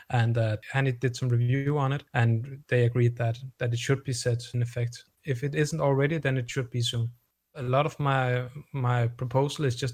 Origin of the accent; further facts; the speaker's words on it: Denmark; accent: Danish; my Danish accent